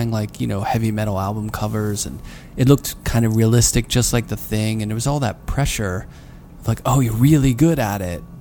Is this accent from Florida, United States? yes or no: no; Pittsburgh, Pennsylvania, United States; I mean, I'm from Pittsburgh.